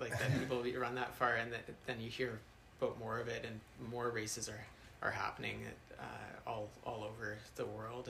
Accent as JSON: {"language": "English", "country": "Canada", "tie": "born or raised there", "said": "in my hometown, they used to do a mile on Canada Day"}